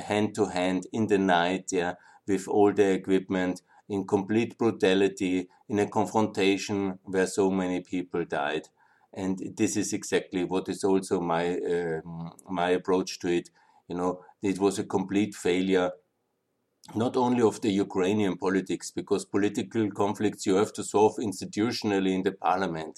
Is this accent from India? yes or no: no; Austria; I'm from Austria